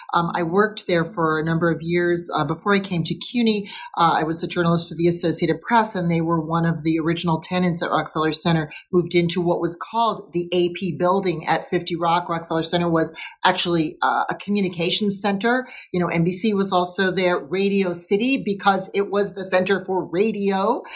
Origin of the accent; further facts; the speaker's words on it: New York City, New York, United States; And I think, you know, for me as a New Yorker